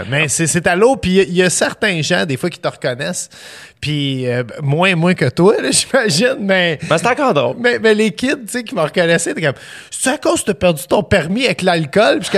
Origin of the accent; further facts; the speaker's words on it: Montreal, Quebec, Canada; À Montréal, Montréal. Born and raised. Absolument. Puis parents divorcés, ma mère dans l'Est, mon père dans le centre-ville